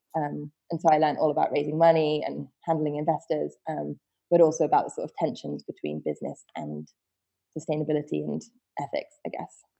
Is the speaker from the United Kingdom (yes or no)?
yes; Wiltshire, South West England, United Kingdom; I was born in Wiltshire, which is a, a, county out in the West Country in the UK. In and I grew up in a um, very small, I would say village